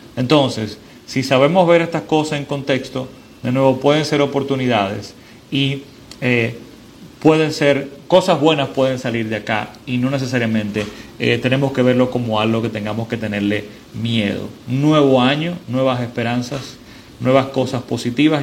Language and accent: Spanish; Dominican Republic; en mi país, en República Dominicana